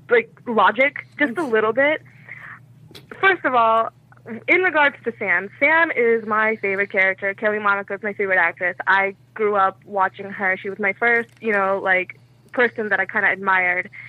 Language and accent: English; India; I'm Indian, so I don't like to drink out of it.